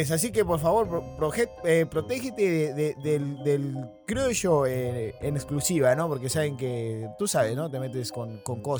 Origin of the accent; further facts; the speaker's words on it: Argentina; accent: Argentine; cuando yo era pequeño, se vinieron a venir acá a vivir acá y por eso que es que yo tengo el acento de allá, pero en realidad es que no conozco Argentina